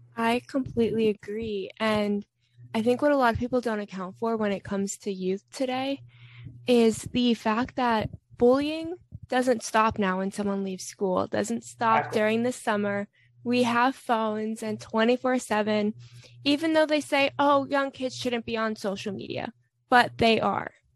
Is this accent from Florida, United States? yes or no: yes; Florida, United States; I'm from Florida